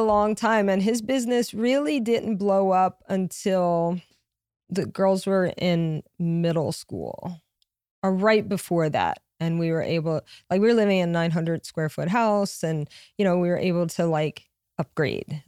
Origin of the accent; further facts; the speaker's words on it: Louisiana, United States; moved away as an adult; also born or lived in Connecticut / New York; I have a huge family, but I'm from Louisiana